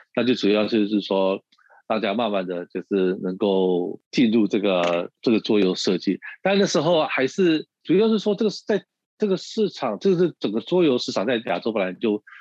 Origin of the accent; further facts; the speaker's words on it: United States; moved away as an adult; also born or lived in Taiwan / Shanghai; 我从小是在美国长大